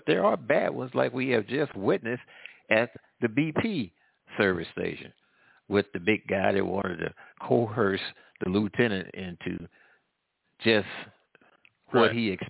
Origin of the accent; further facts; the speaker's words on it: St. Louis, Missouri, United States; now in Louisiana, United States; I'm from the St. Louis area.